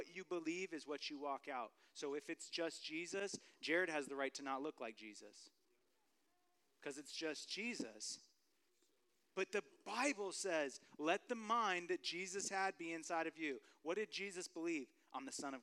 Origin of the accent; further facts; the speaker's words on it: California, United States; moved away; I'm from California